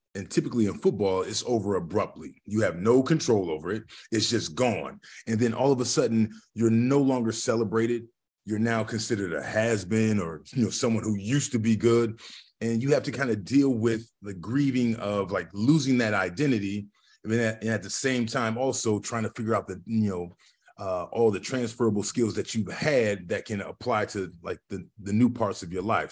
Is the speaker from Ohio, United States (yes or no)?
yes; Lorain, Ohio, United States; now in Columbus, Ohio, United States; I'm from a small little still city called Lorraine, which is roughly thirty miles west of, of the city of, of Cleveland, right on the lake, right on Lake Erie